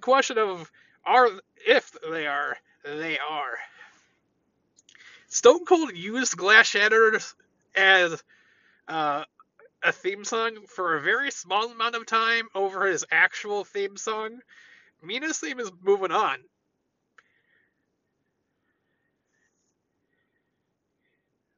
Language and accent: English; United States; I thought being an American was something to be proud